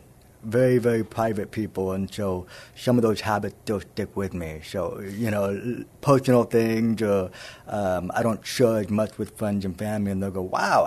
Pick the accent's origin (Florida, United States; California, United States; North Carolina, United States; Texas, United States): Texas, United States; San Antonio; also born or lived in Plano, Texas; So I was born in Plano, which is the Dallas-Fort Worth area, and then I grew up here in San Antonio. My parents relocated to San Antonio when I was 2 years old